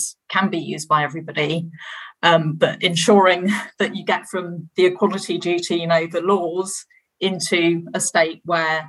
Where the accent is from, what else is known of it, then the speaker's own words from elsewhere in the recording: London, United Kingdom; growing up in London on a road with through traffic.